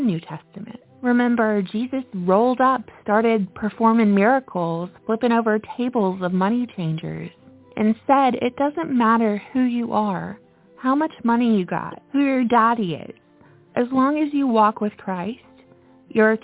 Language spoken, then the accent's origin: English; the Bible Belt of the United States, United States; I'm from the Bible Belt of the United States